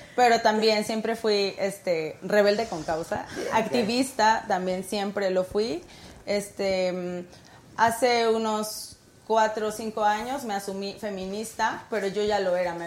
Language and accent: Spanish; Mexico City, Mexico; soy del norte de la ciudad, um, Cuautepec, es Distrito Federal todavía